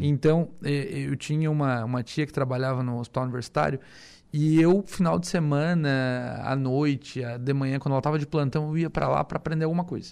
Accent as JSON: {"language": "Portuguese", "town": "Armazém", "region": "Santa Catarina", "country": "Brazil", "tie": "born or raised there", "said": "eu sou natural de Armazém, né? Uma cidadezinha de 5 mil habitantes, tinha 5 mil na época é, ali próximo a Tubarão. Uhum. E, e, cresci naquela cidade"}